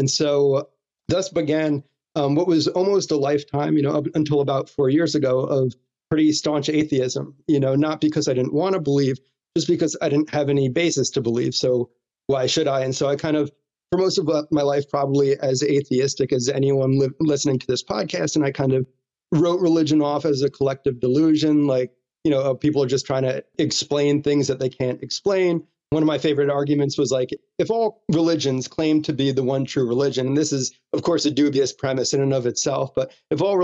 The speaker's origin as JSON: {"language": "English", "region": "New Jersey", "country": "United States", "tie": "born or raised there", "said": "I grew up in New Jersey"}